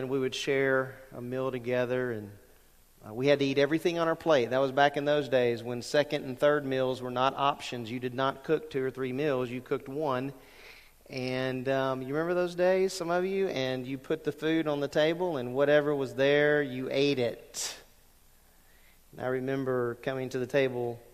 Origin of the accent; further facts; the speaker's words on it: Lake Charles, Louisiana, United States; moved away; when I was growing up at 1600 Sunset Drive in Lake Charles, Louisiana